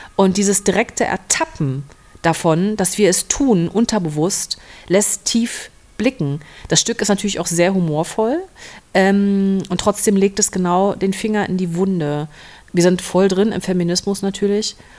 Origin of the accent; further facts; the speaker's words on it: Berlin, Germany; moved away; Berlin ist meine alte Heimat